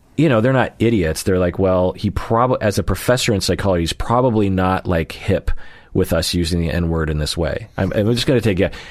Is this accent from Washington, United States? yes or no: yes; Sammamish, Washington, United States; where I grew up in Sammamish